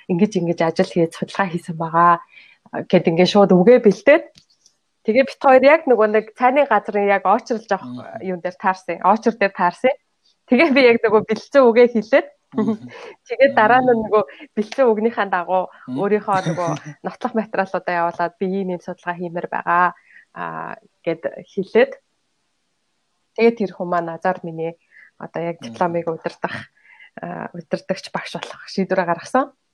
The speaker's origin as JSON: {"language": "Mongolian", "country": "Mongolia", "moved": "as an adult", "lives_now": "United Kingdom", "said": "Монголоос ирсэн оюутан"}